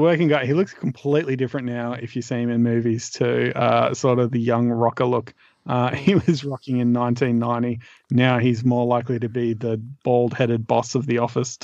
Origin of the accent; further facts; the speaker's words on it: Australia; as an Australian